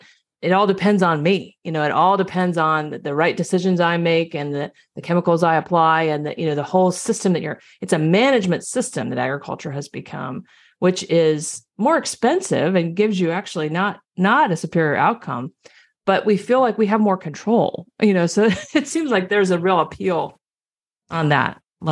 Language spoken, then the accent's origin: English; Kansas, United States; I grew up in Kansas. And so I grew up kind of in the midst of it.